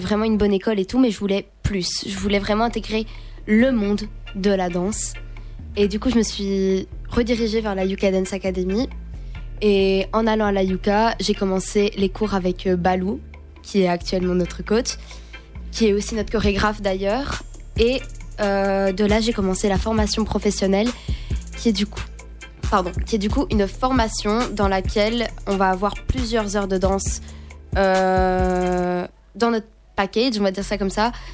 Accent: Fleurus, Wallonia, Belgium; je viens d'une petite région qui s'appelle Fleurus, c'est du côté de, c'est tout près de Charleroi

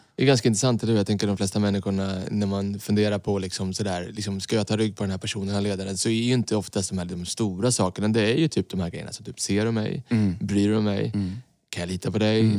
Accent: Sweden; Vi är ju svenskar

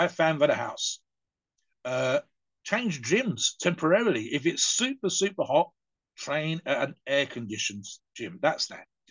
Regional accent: United Kingdom; us British

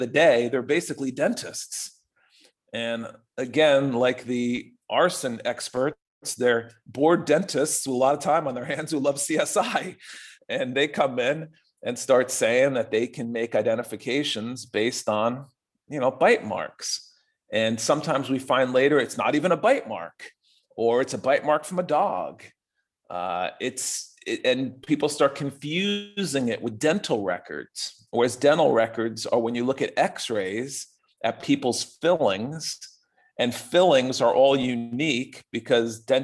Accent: United States; part of being an American

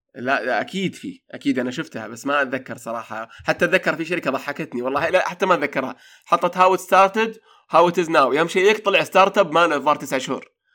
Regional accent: Saudi Arabia; عندنا في السعودية

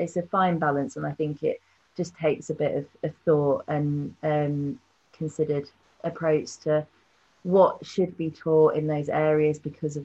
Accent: London, United Kingdom; moved away as an adult; now in York, United Kingdom; growing up in London

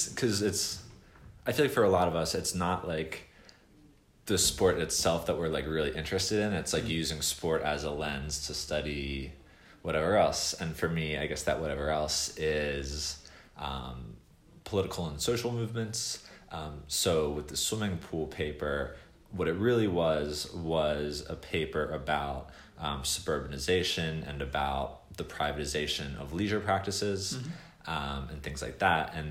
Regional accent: Philadelphia, Pennsylvania, United States; moved away as an adult; now in Austin, United States; I'm from Philadelphia

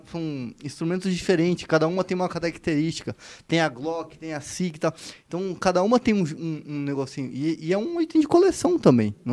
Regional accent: Foz do Iguaçu, Paraná, Brazil; now in São Paulo, Brazil; eu vim de Foz do Iguaçu, né? Foz do Iguaçu era uma cidade muito violenta, mas era uma violência mais direcionada pro, pro, pro tráfico

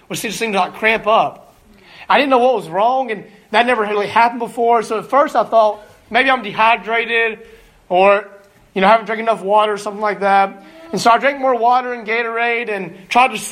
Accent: Alabama, United States; moved away as an adult; now in Greenville, Illinois, United States; I'm from Alabama

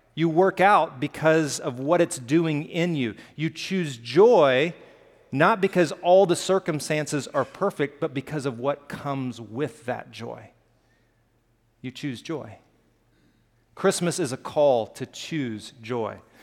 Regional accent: Alabama, United States; I grew up in Alabama, and we have hills

